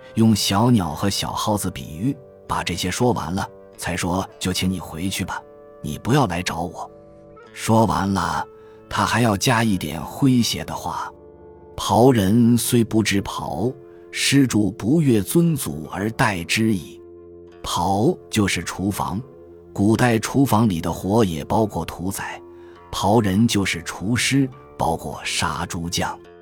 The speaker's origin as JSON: {"language": "Chinese", "town": "Chengdu", "region": "Sichuan", "country": "China", "said": "我们成都人喊的地老鼠"}